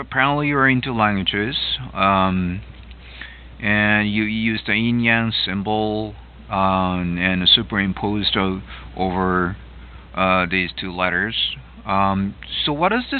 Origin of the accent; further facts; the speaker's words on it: Japan; first language Japanese; English is a second language; moved away as an adult; now in Seattle, United States; I was born and raised in Japan